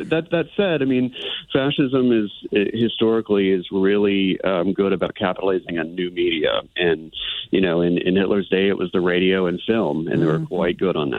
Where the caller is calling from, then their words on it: Austin, Texas, United States; I'm calling in from Texas, from Austin, about an hour and a half from Waco.